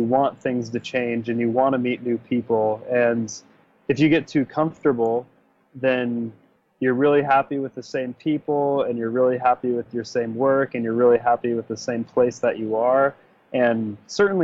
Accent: Clark Fork, Idaho, United States; I'm from Clark Fork, Idaho, which is a small town way up north by Lake Ponderé. And it's about 500 people, really tiny. But yeah, I grew up there

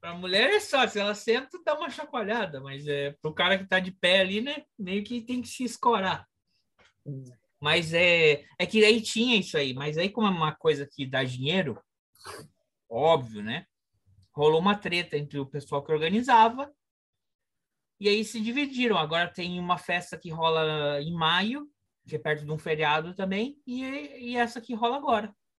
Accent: Brazil; moved away; also born or lived in Caribbean; eu sou brasileiro

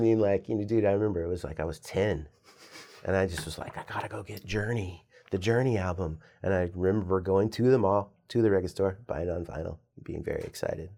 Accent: Northern Virginia, United States; moved away as an adult; also born or lived in New York City, United States; now in Richmond, United States; Yeah, so I grew up in Northern Virginia, so I'm a Virginia person

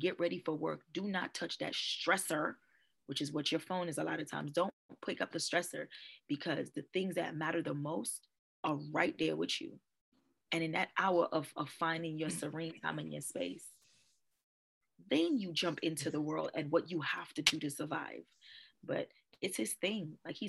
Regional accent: Trinidad & Tobago; I love Jamaica. I'm Trinidadian, but I love Jamaica. I'm going to retire in Jamaica, probably.

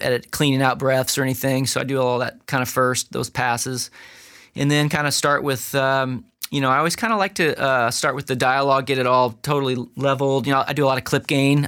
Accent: St. Louis, Missouri, United States; also born or lived in Los Angeles; now in Nashville, United States; Our roots are Midwest, so I grew up in Saint Louis, my wife's from Illinois

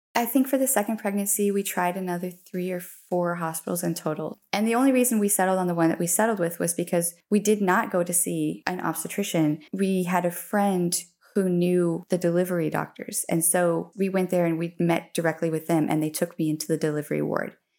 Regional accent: Colorado, United States; moved away as an adult; now in Dongguan, China; I'm from Colorado, in, uh, obviously U S

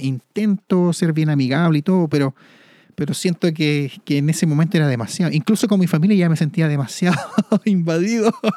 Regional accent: Santiago, Santiago Metropolitan Region, Chile; soy nacido y criado en Santiago

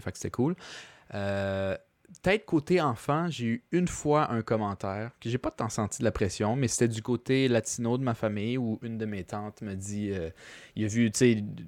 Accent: Quebec, Canada

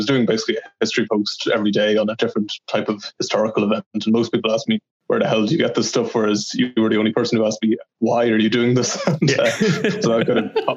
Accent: Monaghan, Ulster, Ireland; moved away as an adult; also born or lived in Dublin; I'm from Ireland, as you might know from my accent. I was raised in Monaghan, which is close to the Northern Irish border.

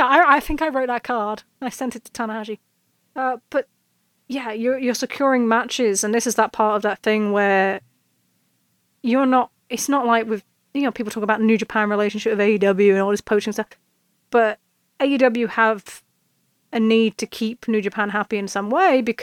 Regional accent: United Kingdom; accent: British; I'm British

